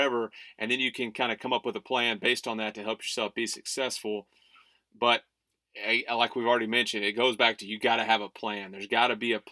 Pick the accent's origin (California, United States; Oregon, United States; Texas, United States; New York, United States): Texas, United States; Huntsville; I grew up born and raised in Huntsville